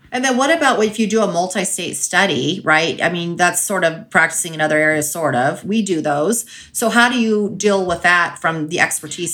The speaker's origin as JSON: {"language": "English", "region": "California", "country": "United States", "tie": "born or raised there", "moved": "yes", "lives_now": "Colorado, United States", "said": "I grew up in California, so and I live in Colorado"}